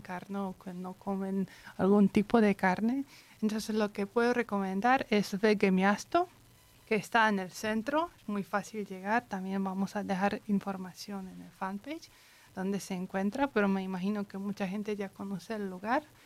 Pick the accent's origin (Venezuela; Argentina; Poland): Poland; Spanish is a second language; yo soy polaca